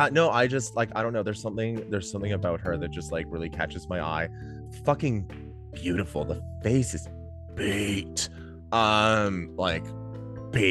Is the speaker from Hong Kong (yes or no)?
no; Toronto, Ontario, Canada; I'm from Toronto